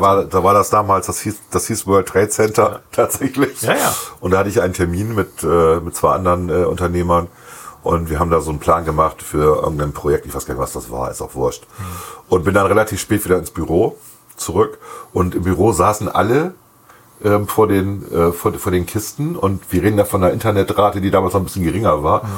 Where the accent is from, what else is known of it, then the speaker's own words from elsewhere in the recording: West Germany, Germany; sieht man als Wessi so